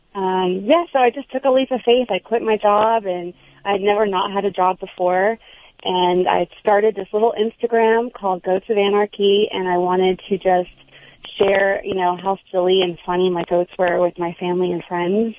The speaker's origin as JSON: {"language": "English", "town": "Houston", "region": "Texas", "country": "United States", "also_born_or_lived": "New York City", "moved": "yes", "lives_now": "New Jersey, United States"}